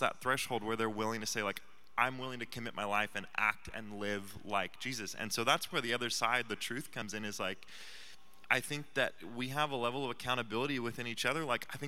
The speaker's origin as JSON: {"language": "English", "region": "Midwest", "country": "United States", "tie": "born or raised there", "moved": "yes", "said": "I grew up in the Midwest in the Bible Belt, where it's very popular to be a Christian"}